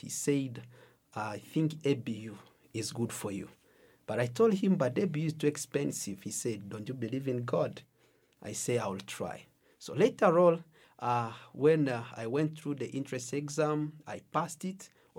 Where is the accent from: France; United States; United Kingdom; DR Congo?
DR Congo; English is a second language; now in Uganda; First of all, I came from Congo. As a refugee, I was running for my life because the place where I was staying, there was a lot of fight. So I had to run to Uganda.